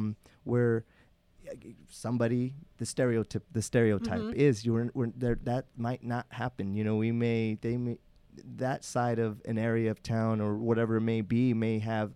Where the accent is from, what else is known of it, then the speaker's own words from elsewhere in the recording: Salinas, California, United States; I grew up in Salinas. I'm from Salinas.